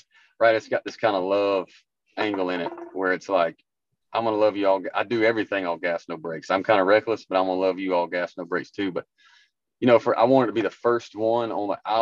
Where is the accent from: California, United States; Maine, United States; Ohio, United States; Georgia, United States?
Georgia, United States; Harlem; moved away as an adult; now in Mount Juliet, United States; Main Street is my hometown, Harlem.